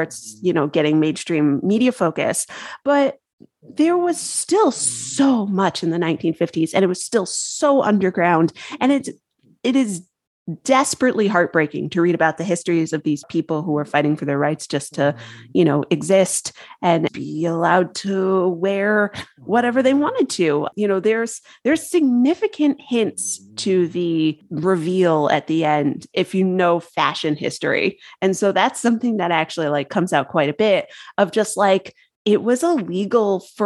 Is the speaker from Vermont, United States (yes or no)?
no; Connecticut, United States; I'm from Connecticut